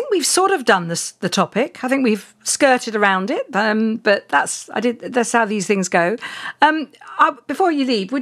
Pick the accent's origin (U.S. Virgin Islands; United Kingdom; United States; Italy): United Kingdom; being a Brit